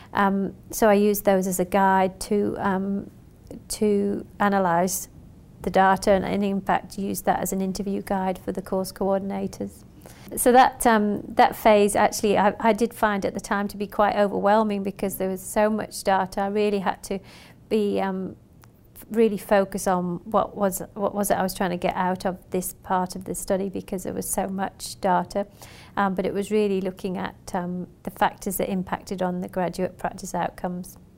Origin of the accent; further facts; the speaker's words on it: Western Australia, Australia; I'm from Western Australia